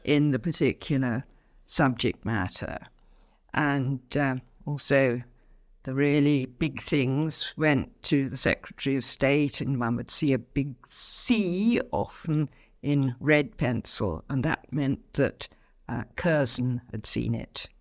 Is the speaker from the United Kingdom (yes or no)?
yes; Abingdon, South East England, United Kingdom; also born or lived in Salisbury; the Abingdon really is the place where I grew up.